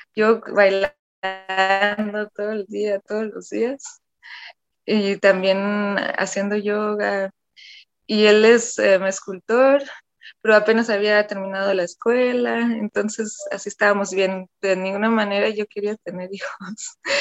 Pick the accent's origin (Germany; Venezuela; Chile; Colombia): Germany; Cologne, North Rhine-Westphalia; moved away as an adult; now in Guadalajara, Mexico; nací y crecí en, Alemania, en Colonia